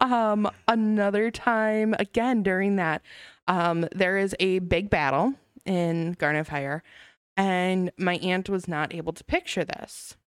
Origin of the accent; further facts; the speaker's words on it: Racine, Wisconsin, United States; I grew up in Racine. Um, I've traveled outside of Racine to attempt to live several times, but I always get pulled back